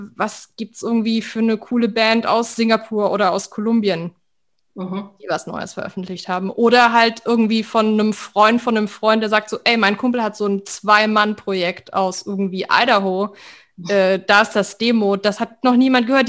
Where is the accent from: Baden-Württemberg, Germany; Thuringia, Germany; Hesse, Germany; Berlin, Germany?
Baden-Württemberg, Germany; Weinheim; ich bin in Weinheim an der Bergstraße auf, aufgewachsen